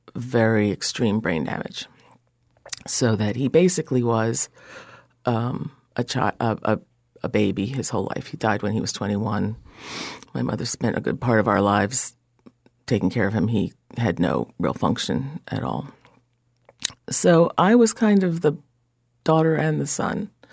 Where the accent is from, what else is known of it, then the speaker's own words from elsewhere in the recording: Willingboro, New Jersey, United States; I'm from Willingboro, which was actually a Levittown.